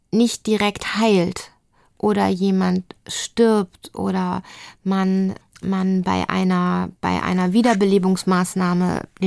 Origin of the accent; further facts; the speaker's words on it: Lübeck, Schleswig-Holstein, Germany; also bin ich in Lübeck groß geworden, bin aufs Gymnasium gegangen, bin so richtig lübsch äh, mit, mit Plattdütsch irgendwie in der Schule lernen und so